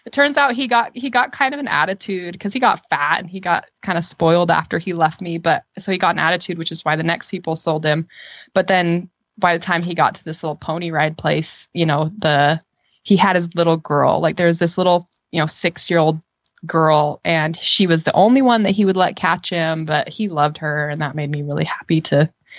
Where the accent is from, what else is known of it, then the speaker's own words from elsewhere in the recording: Utah, United States; I grew up in Utah